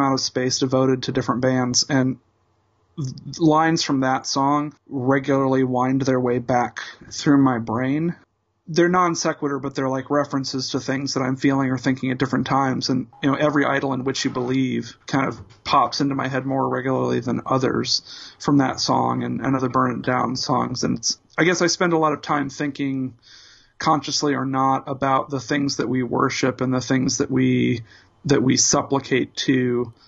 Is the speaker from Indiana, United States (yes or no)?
yes; Indianapolis, Indiana, United States; born or raised there